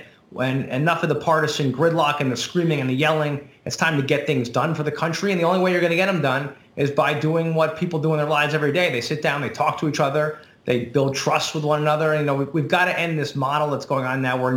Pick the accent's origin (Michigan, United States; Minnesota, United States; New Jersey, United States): New Jersey, United States; I'm from Jersey.